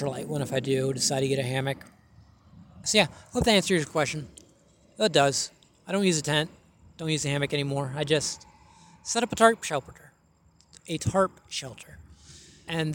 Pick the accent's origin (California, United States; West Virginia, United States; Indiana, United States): West Virginia, United States; I'm not from Florida. I'm from West Virginia